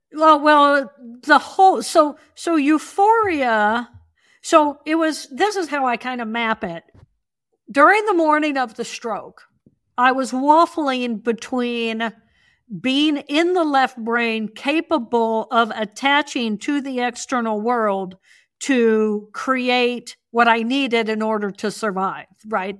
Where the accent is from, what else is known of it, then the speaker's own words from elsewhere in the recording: Indiana, United States; I grew up in Indiana.